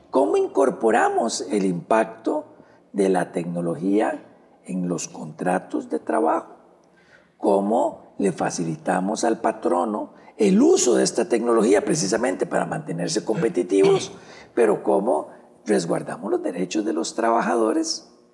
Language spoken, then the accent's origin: Spanish; Costa Rica